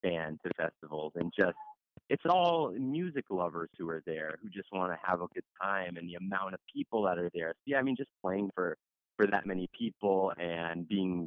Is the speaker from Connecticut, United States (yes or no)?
no; near Schenectady, upstate New York, United States; now in Brooklyn, United States; I'm from near Schenectady